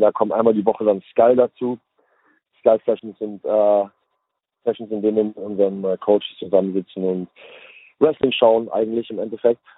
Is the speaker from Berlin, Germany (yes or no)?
no; Hamburg, Germany; moved away as an adult; now in United States; ich komme aus Hamburg